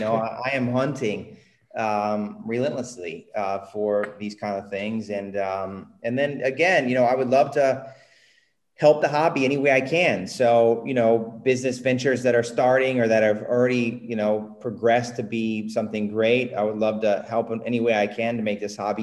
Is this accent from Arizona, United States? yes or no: no; Indiana, United States; also born or lived in California; now in Puerto Rico; I moved to California from Indiana